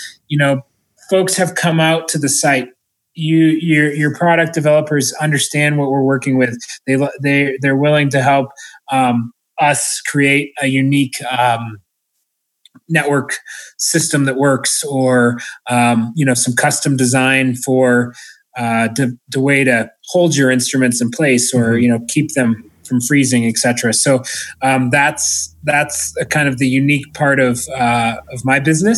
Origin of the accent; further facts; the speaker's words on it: Orono, Maine, United States; now in Colorado, United States; I'm from Orono, Maine